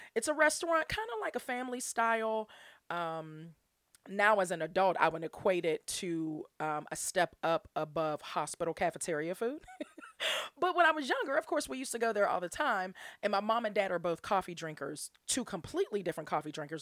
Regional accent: Pittsburgh, Pennsylvania, United States; my hometown um, in, like, right outside the city of Pittsburgh

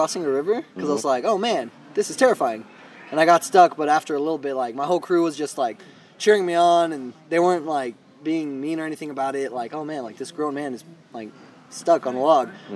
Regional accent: Hanford, California, United States; I'm from Hanford, California

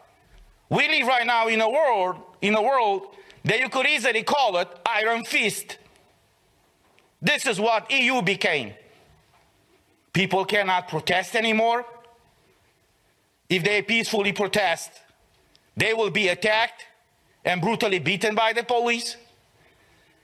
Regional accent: Romania

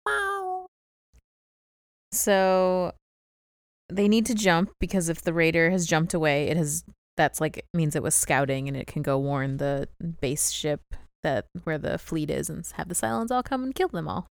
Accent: St. Louis, Missouri, United States; accent: Southern; I'm from Saint Louis, not, like, Louisiana

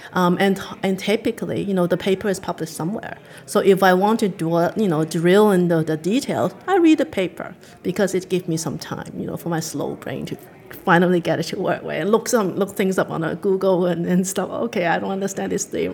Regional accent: Hong Kong; now in Canada; I grew up in Hong Kong

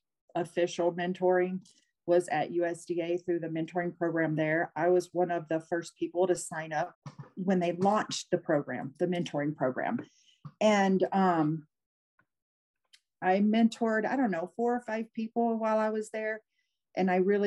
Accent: Louisiana, United States; moved away; also born or lived in Montana; my home state of Louisiana

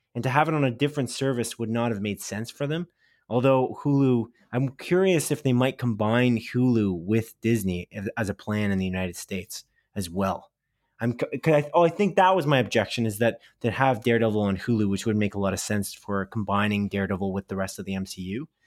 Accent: Canada; we're Canadian

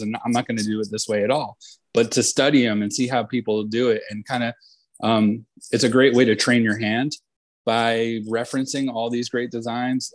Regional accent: Point Pleasant, New Jersey, United States; my hometown in Point Pleasant, New Jersey

